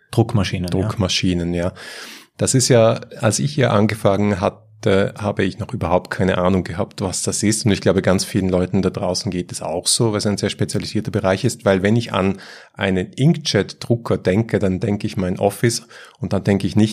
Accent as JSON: {"language": "German", "country": "Switzerland", "said": "Ja, selbst ich als Schweizer respektiere das."}